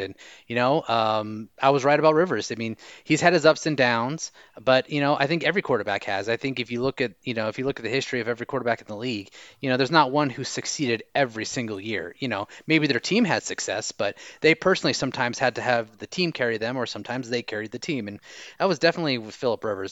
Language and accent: English; Orange County, Southern California, United States; now in Costa Rica; I am originally from Southern California in Orange County, so I've been uh, a local Charger fan there in the states